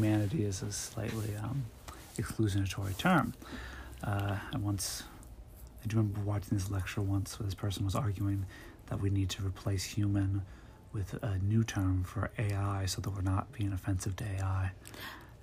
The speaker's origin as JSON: {"language": "English", "country": "United States", "said": "I'm American"}